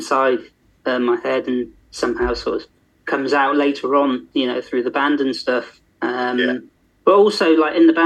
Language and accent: English; Yetminster, South West England, United Kingdom; now in Haverfordwest, United Kingdom; growing up in Dorset